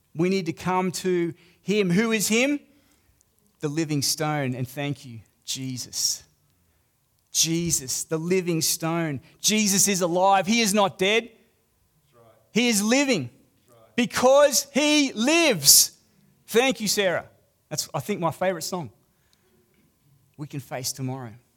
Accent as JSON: {"language": "English", "country": "Australia", "accent": "Australian", "said": "I'm a foreigner. I'm Australian."}